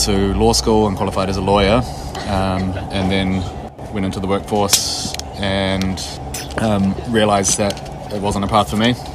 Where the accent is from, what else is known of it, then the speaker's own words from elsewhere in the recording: Wellington, New Zealand; I'm from Wellington, New Zealand.